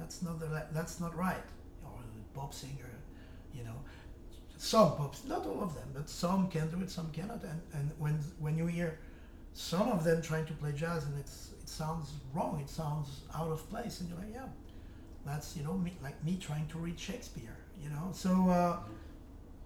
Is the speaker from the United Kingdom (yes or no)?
no; France; accent: French; English is a second language; moved away; I speak English very well, but with an accent. I have a French accent